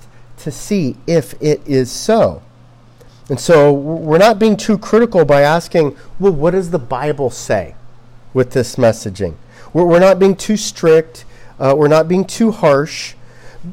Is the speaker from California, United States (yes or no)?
yes; Los Angeles, California, United States; I'm from Los Angeles